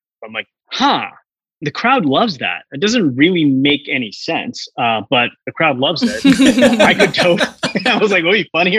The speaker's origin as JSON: {"language": "English", "country": "Hong Kong", "tie": "born or raised there", "also_born_or_lived": "India / Singapore / United States", "said": "like I was born in India, but then I grew up between like Hong Kong and Singapore and spend a little bit of time in the US and just moving around all over the world, right?"}